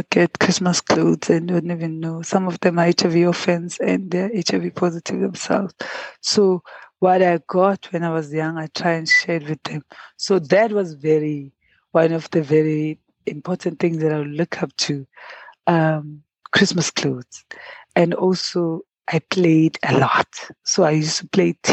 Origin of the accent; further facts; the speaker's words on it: Pietermaritzburg, KwaZulu-Natal, South Africa; I grew up in Pietermaritzburg in Imbali Township